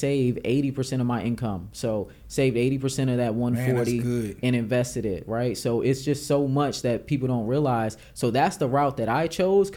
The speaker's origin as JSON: {"language": "English", "town": "Arlington", "region": "Virginia", "country": "United States", "tie": "born or raised there", "said": "I'm from Arlington, Virginia"}